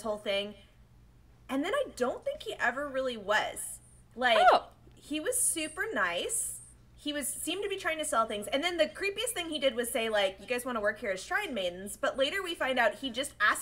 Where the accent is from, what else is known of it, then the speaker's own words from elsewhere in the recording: United States; I'm such an American